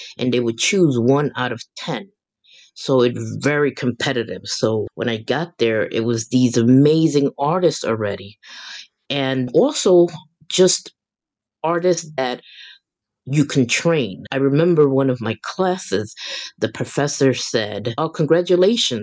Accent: New York City, New York, United States; I'm from the South Bronx

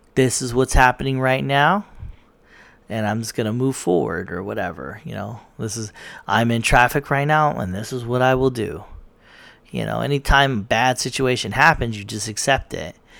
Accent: United States; I'm American.

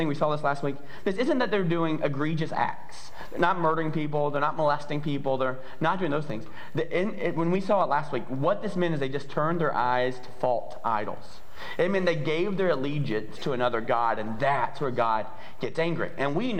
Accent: the South, United States; I'm from the South

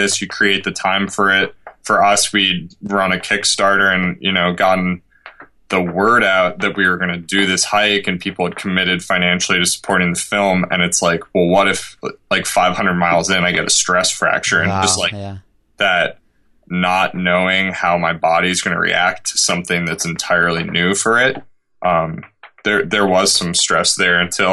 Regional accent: rural Vermont, United States; I grew up in rural Vermont, and I just had unlimited time when I was younger to play outside

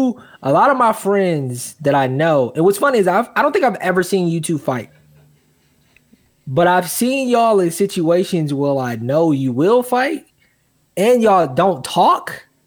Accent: Milwaukee, Wisconsin, United States; I'm from Milwaukee.

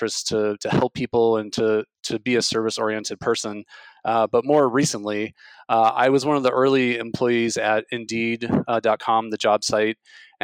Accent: Illinois, United States; I grew up in the Midwest in Illinois

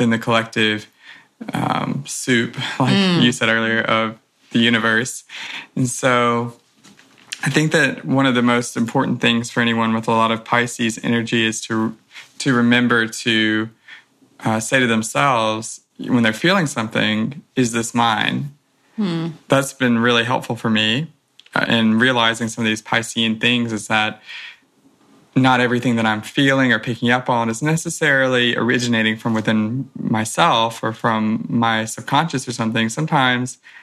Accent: Louisiana, United States; moved away as an adult; now in San Diego, United States; I'm approaching my second year here in San Diego. I'm from Louisiana.

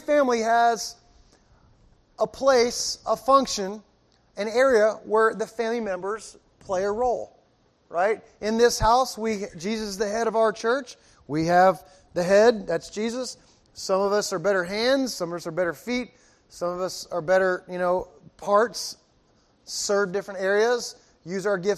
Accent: Miami, Florida, United States; I'm from Miami

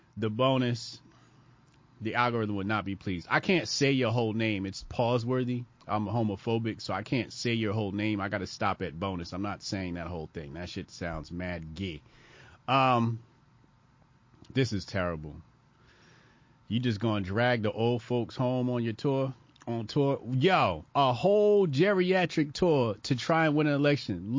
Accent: United States; I'm an American.

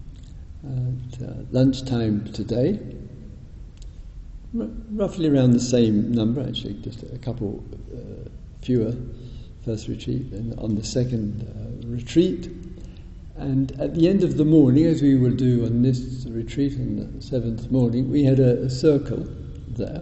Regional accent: United Kingdom; being British

